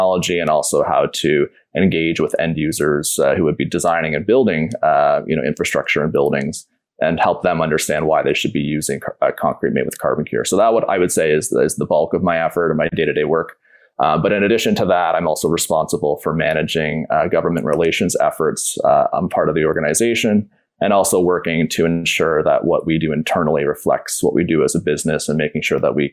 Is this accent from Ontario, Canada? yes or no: yes; Peterborough, Ontario, Canada; now in Toronto, Canada; my hometown of Peterborough.